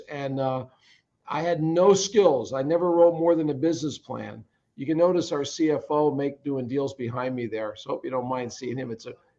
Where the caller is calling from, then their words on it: Pennsylvania, United States; Right outside of Philadelphia.